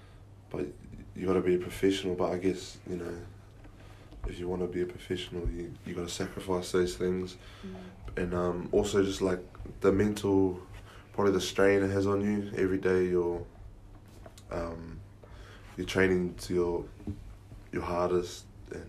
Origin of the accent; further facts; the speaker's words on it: Northland, New Zealand; I supported the Blues growing up because I'm from Northland, so